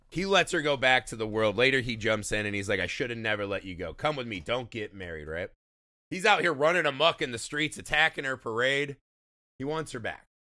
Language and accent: English; United States; we as an American audience